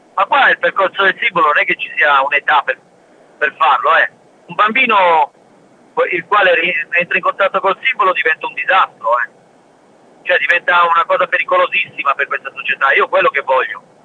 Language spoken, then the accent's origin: Italian; L'Aquila, Abruzzo, Italy; Io sono dell'Aquila, all'Aquila, dentro